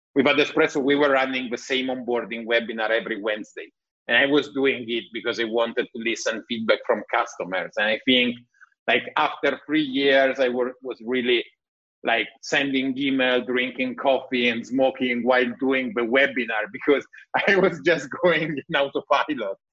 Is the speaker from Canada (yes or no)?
no; Italy; accent: Italian; English is a second language; my bad English, Italian accent